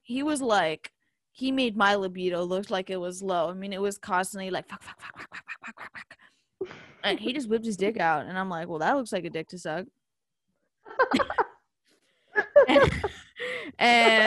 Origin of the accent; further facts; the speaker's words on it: Richmond, Virginia, United States; I'm from Richmond